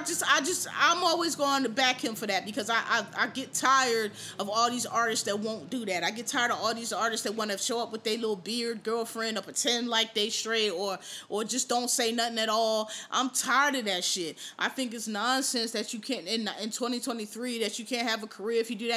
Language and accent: English; Philadelphia, Pennsylvania, United States; also born or lived in Washington, D.C.; now in New York, United States; I'm from Philly